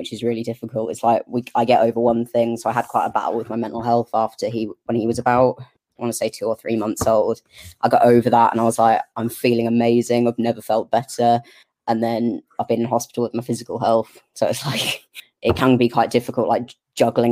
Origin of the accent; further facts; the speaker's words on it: Norfolk, East of England, United Kingdom; now in Lancashire, United Kingdom; I grew up all the way down south in Norfolk. I was born in Norfolk